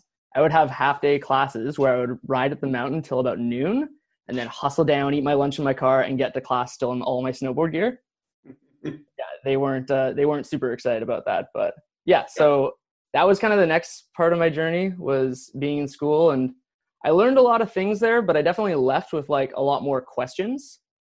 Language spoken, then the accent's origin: English; Nanaimo, British Columbia, Canada; I grew up in Nanaimo. So Nanaimo is on the east side of Vancouver Island.